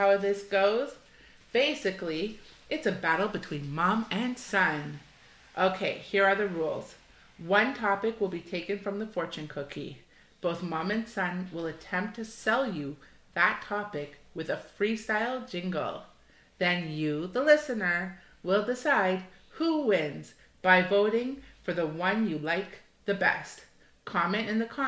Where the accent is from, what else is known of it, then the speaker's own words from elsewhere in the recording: Toronto, Ontario, Canada; I grew up in Toronto.